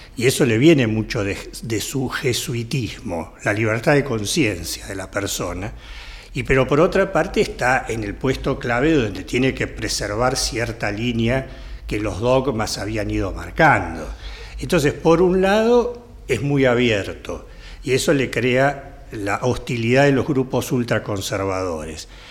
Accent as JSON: {"language": "Spanish", "country": "Argentina", "said": "Nosotros sufrimos como argentinos"}